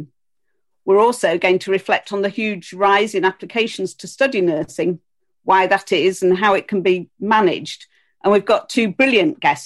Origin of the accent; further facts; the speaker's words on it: Yorkshire and the Humber, United Kingdom; Fellow Yorkshire person.